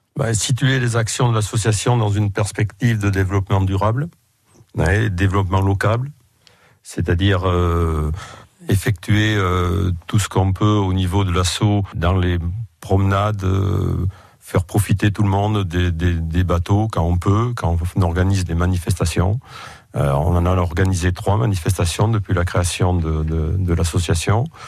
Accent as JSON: {"language": "French", "town": "Roque de Thau", "region": "Nouvelle-Aquitaine", "country": "France", "tie": "born or raised there", "said": "je suis né à Roque de et j'y ai toujours vécu et travaillé d'ailleurs."}